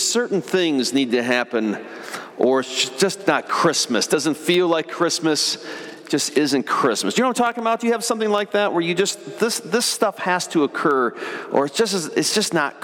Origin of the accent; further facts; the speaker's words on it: Michigan, United States; I remember the first year growing up in Michigan, we've regularly had snow, but not always.